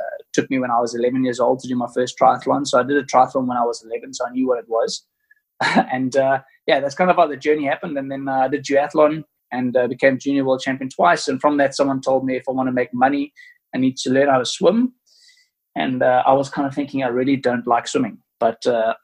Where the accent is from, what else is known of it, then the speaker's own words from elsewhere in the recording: Cape Town, Western Cape, South Africa; I grew up on a farm just outside of Cape Town